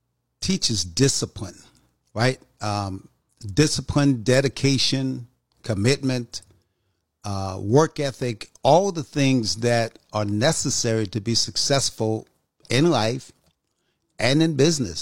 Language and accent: English; New York, United States; moved away as an adult; also born or lived in North Carolina; I was born in North Carolina, actually raised in New York, went to high school there.